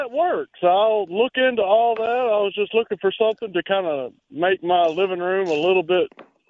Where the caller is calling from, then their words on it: Forest, Mississippi, United States; I'm calling from Forest, Mississippi.